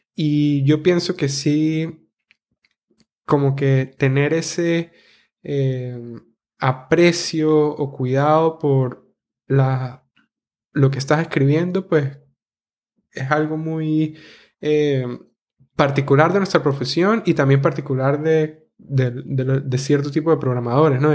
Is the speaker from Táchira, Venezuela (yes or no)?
yes; San Cristóbal, Táchira, Venezuela; accent: gocho; moved away; viniendo de ese pueblo tan bonito que es San Cristóbal o ciudad